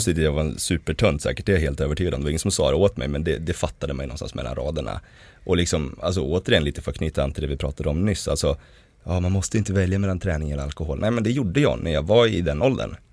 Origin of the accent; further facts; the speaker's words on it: Hudiksvall, Gävleborg County, Sweden; kommer från en ganska liten stad som heter Hudiksvall. Och vi växte liksom upp kärnfamiljsaktigt